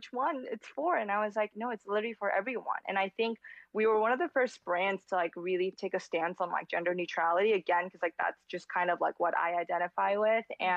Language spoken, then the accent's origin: English; South Korea; moved away; being a girl growing up in Korea